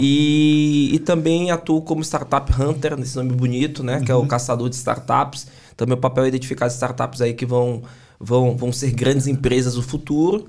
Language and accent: Portuguese; Salvador, Bahia, Brazil; accent: Bahian; moved away; also born or lived in São Paulo; Sou baiano de Salvador, né? Dá pra perceber pelo sotaque